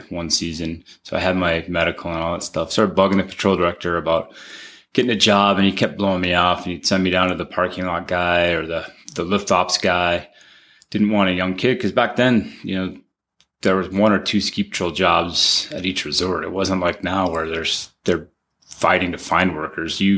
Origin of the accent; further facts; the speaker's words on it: the Wasatch, Utah, United States; also born or lived in Alaska / Wyoming / Glacier National Park, Montana; I grew up here in the Wasatch